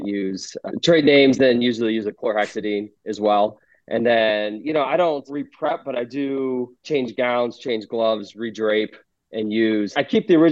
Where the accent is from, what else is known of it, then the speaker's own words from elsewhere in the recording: Iowa, United States; now in Chicago, United States; growing up in Iowa